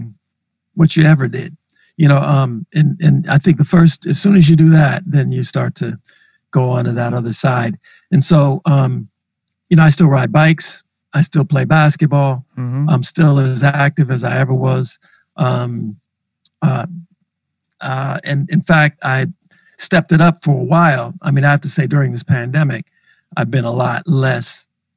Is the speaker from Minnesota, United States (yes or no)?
yes; Minneapolis, Minnesota, United States; as a black man growing up in North Minneapolis